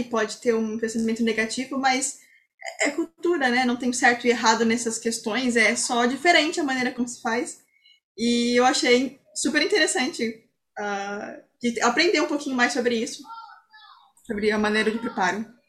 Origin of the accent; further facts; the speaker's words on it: Brazil; nós que somos brasileiros